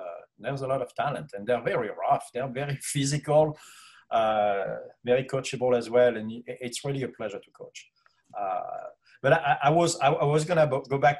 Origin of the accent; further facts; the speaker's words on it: France; moved away; growing up in Europe